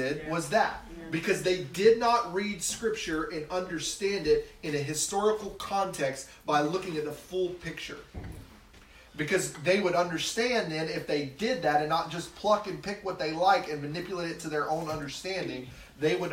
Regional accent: the South, United States; I grew up in the South

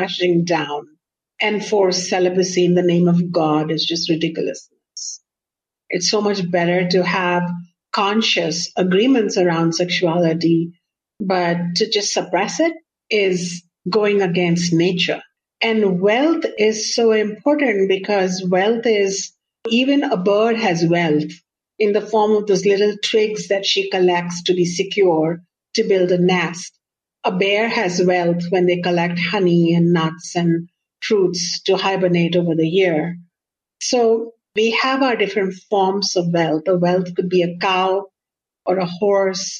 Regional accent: India; being an Indian or brown

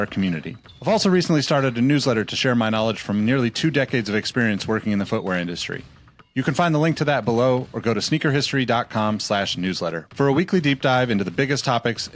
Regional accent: Sacramento, California, United States; my hometown of Sacramento

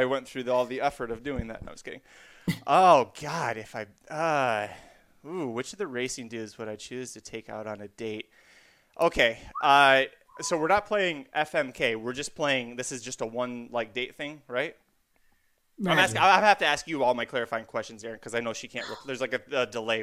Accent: Kalamazoo, Michigan, United States; I'm from Kalamazoo, Michigan.

